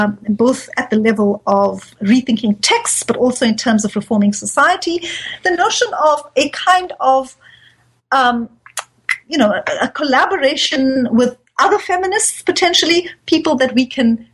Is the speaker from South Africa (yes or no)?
yes; South Africa; So, for example, I live in South Africa. I'm a Muslim, but I'm also South African